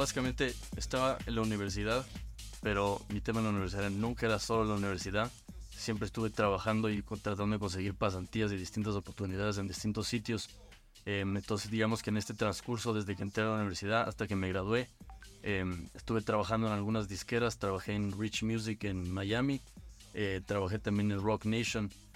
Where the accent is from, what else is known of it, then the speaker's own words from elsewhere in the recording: Quito, Pichincha, Ecuador; moved away as an adult; now in Los Angeles, United States; Nací aquí en Quito, vivo en Los Ángeles